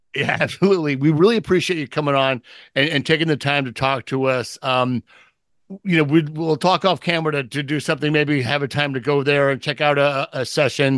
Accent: San Diego, California, United States; this is my hometown, this is my hometown team

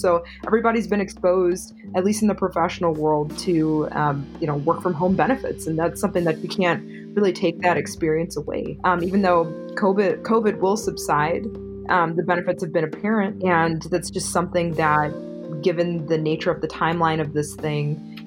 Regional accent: Milwaukee, Wisconsin, United States; moved away as an adult; now in Madison, United States; I am from Milwaukee, living in Madison, Wisconsin

